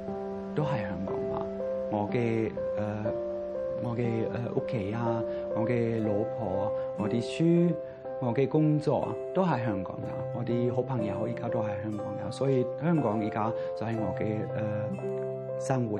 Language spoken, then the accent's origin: Chinese; Germany; Chinese is a second language; 我會講啊，對唔住，我英文講得唔好嘅，我係德國人，我誒、習慣用廣東話。